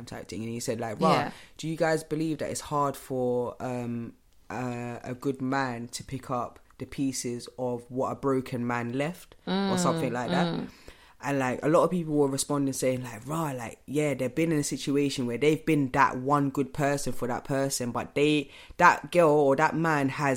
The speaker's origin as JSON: {"language": "English", "country": "Ghana", "said": "I am from Ghana"}